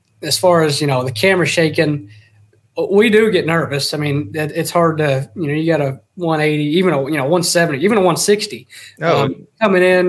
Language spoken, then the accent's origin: English; Texas, United States; moved away; I grew up hunting. I'm from Texas originally, and so from the time I was three, I think I started hunting